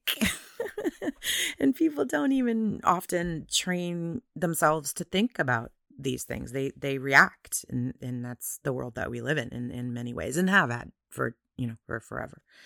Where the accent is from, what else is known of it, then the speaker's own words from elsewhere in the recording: United States; I am an American